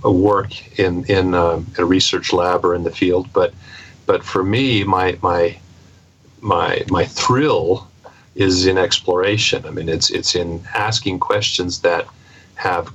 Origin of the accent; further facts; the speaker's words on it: Pacific Northwest, United States; I grew up in the Pacific Northwest